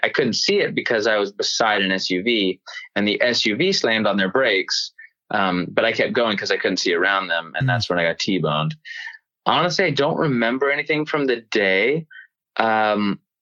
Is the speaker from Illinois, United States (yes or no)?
no; Knoxville, Tennessee, United States; moved away as an adult; also born or lived in Nashville, Tennessee; now in California, United States; my hometown, Knoxville